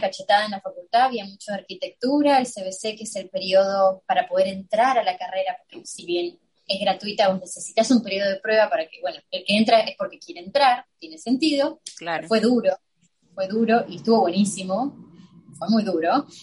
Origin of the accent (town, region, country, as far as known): Buenos Aires, Argentina; now in United States